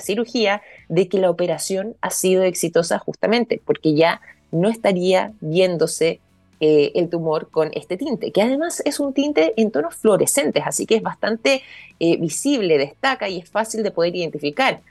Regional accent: Chile; nosotros como chilenos

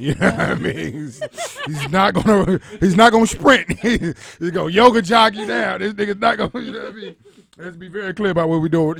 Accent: Atlanta, Georgia, United States; I'm from Camden Road, Atlanta, Georgia.

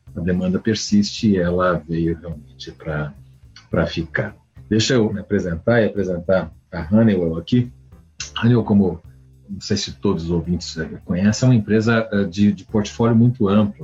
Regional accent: Brazil; como brasileiro

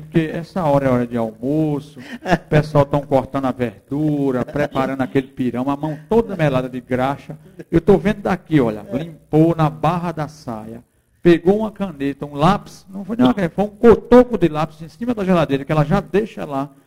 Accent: Macaparana, Pernambuco, Brazil; moved away; uma cidade onde eu nasci, onde eu chupei caju, onde eu chupei manga, onde eu toquei, pedi esmola para sustentar meus irmãos, na feira de Macaparana

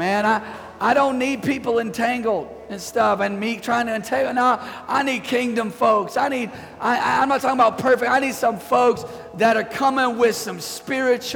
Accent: Bay Area, California, United States; We're from the Bay Area

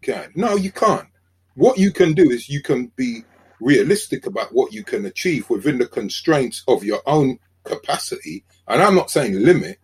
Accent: London, United Kingdom; I'm from South London

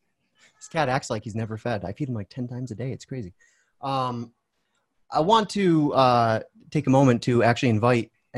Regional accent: United States; an American

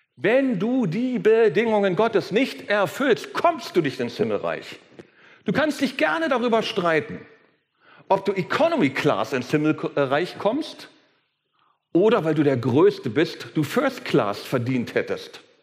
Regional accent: Berlin, Germany; wenn ich als, ich als Berliner von Steppke rede

